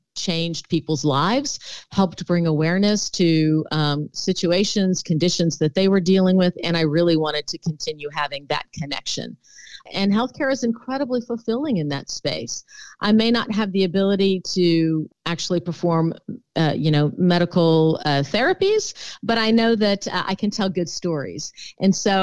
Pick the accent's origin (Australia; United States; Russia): United States; Houston, Texas; also born or lived in Milwaukee, Wisconsin; Well, I was born in Milwaukee, Wisconsin, but I'm a proud Texan and was raised in the Houston area. And so I consider that I grew up in Texas.